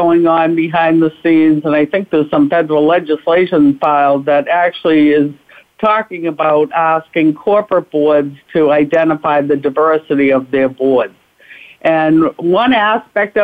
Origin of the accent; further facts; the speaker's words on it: Boston, Massachusetts, United States; also born or lived in Washington, D.C.; I'm from Boston, Mass.